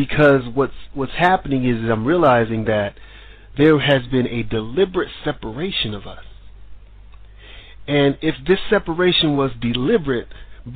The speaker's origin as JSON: {"language": "English", "country": "United States", "moved": "as an adult", "lives_now": "Sweden", "said": "I'm American"}